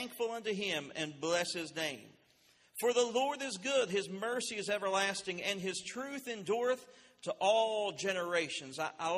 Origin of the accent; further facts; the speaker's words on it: Winfield, West Virginia, United States; I came here from Winfield, West Virginia. I passed through Winfield. I came through Taze Valley.